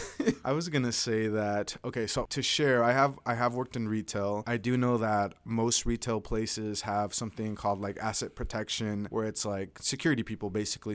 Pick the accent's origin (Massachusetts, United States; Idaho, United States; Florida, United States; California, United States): Idaho, United States; Caldwell; I'm from Southern Idaho, but I'm from Caldwell, so it's one of the suburbs of Boise